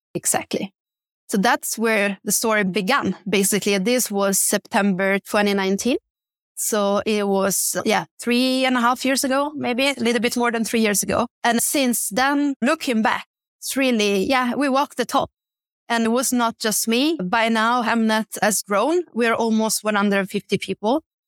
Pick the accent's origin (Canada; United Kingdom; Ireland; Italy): Italy; Bergamo, Lombardy; moved away as an adult; also born or lived in Milan; now in Stockholm, Sweden; where I'm from, in Italy, I'm from a city called Bergamo, and I started my career in Milan